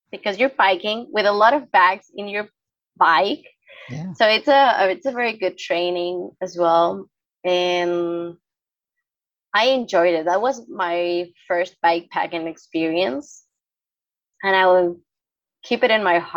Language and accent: English; Quito, Pichincha, Ecuador; I am from Quito.